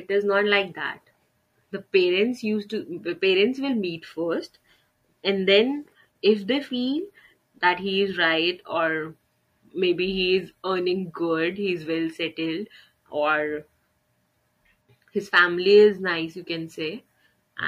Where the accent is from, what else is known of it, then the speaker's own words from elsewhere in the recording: Delhi, India; I am born and brought up in Delhi